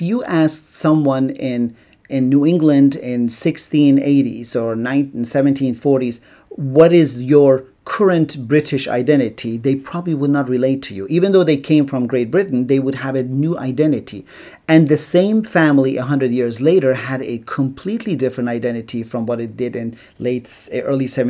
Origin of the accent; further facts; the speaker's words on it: Iran; moved away; as I did in Iran, or as my great-great-grandfather did in Iraq